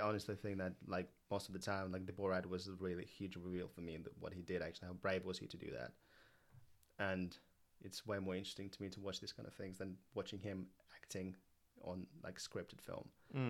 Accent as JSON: {"language": "English", "region": "England", "country": "United Kingdom", "said": "Like, we're both from England. Like, we live in London"}